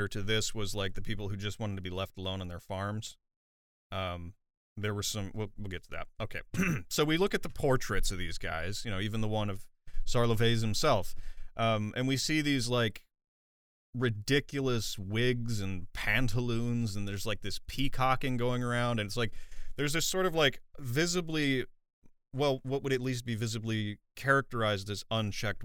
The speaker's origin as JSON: {"language": "English", "country": "United States", "accent": "American", "said": "my American accent"}